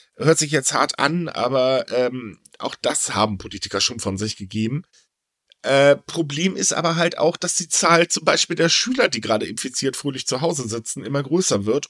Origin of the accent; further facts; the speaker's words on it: Northern Germany, Germany; also born or lived in Japan; now in Cologne, Germany; ich bin Norddeutscher